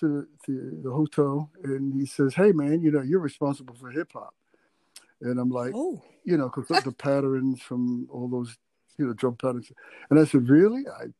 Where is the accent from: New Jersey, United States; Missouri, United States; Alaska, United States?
New Jersey, United States; Jersey City; I grew up on in the Bergen Lafayette.